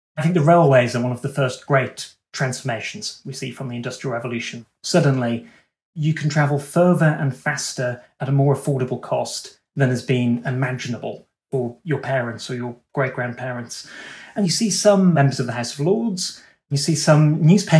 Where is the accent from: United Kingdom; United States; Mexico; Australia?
United Kingdom; myself and you, Dan, as British people